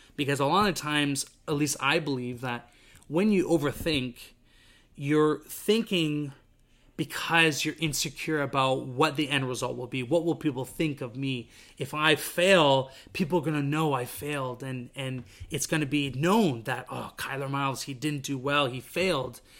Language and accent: English; Vancouver, British Columbia, Canada; moved away as an adult; now in Montreal, Canada; I came from Vancouver, British Columbia, grew up there my entire life